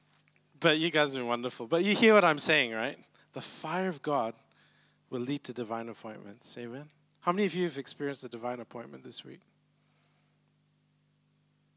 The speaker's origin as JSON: {"language": "English", "region": "Malacca", "country": "Malaysia", "moved": "yes", "lives_now": "Brisbane, Australia", "said": "I'm originally from Malacca."}